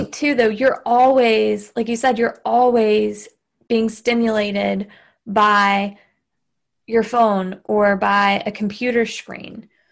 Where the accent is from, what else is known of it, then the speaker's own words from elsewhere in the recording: Southern, United States; accent: Southern; my Southern accent